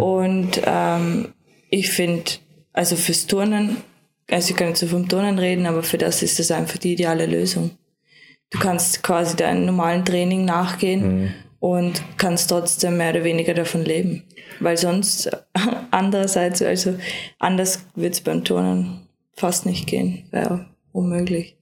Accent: Lower Austria, Austria; now in Vorarlberg, Austria; bei meinen Eltern, also in Niederösterreich, das ist auch mein, meine Heimat

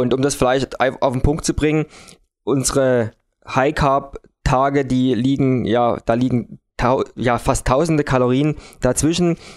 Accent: Dresden, Saxony, Germany; bei uns in Deutschland oder in Dresden

